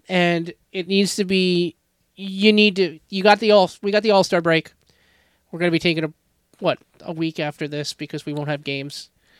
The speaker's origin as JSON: {"language": "English", "town": "Brick", "region": "New Jersey", "country": "United States", "said": "we are from Brick, New Jersey. We're in Ocean County."}